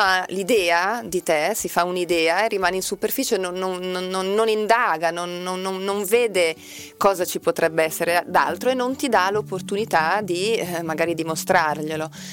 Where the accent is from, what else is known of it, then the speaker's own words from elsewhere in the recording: Milan, Lombardy, Italy; accent: Milanese; also born or lived in Brazil; ho, un accento milanese